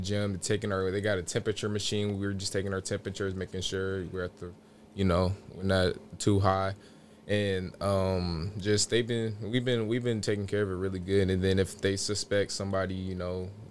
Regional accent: Vacaville, California, United States; I'm coming from Vacaville

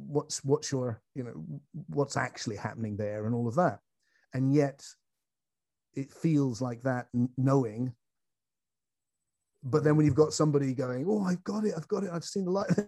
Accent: England, United Kingdom; as English as I am

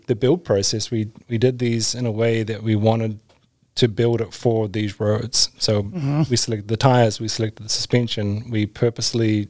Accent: Christchurch, Canterbury, New Zealand; moved away as an adult; now in Alaska, United States; I'm from New Zealand originally

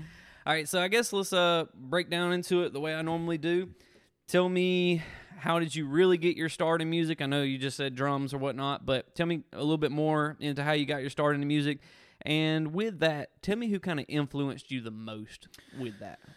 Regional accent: Thomaston, Georgia, United States; my hometown, shall I say, of Thomaston, Georgia.

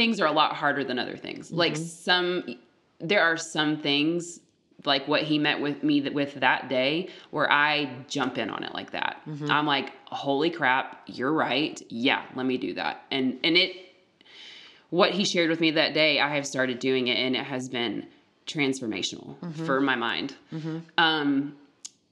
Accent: the South, United States; the Southern culture I was raised

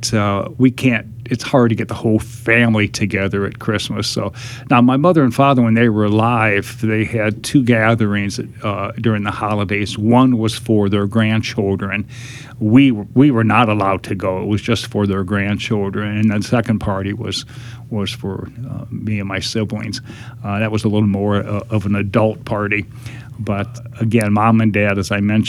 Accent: Fort Wayne, Indiana, United States; I was born in Indianapolis, Indiana, while my father was in graduate school. And then we moved back to Fort Wayne

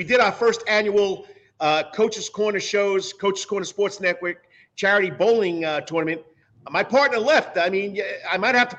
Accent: New York, United States; now in Savannah, United States; I'm from New York. I've been here for 26 years.

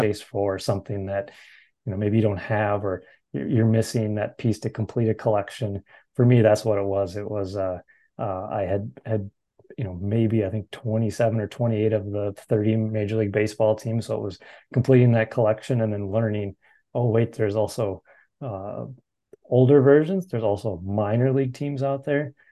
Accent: Minnesota, United States; growing up in Minnesota here

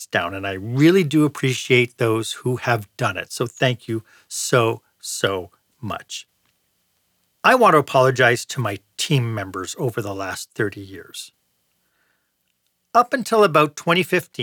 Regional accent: Montreal, Quebec, Canada; Montreal, Quebec, my hometown

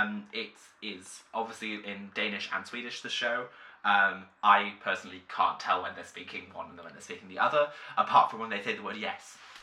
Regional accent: United Kingdom; I feel like it's interesting watching this kind of drama as a British audience, because we do have shows like this

